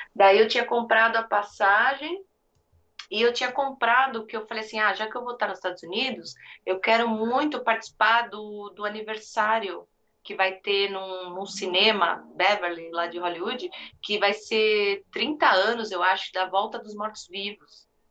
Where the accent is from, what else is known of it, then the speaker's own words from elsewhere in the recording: Brazil; now in United States; a gente é brasileiro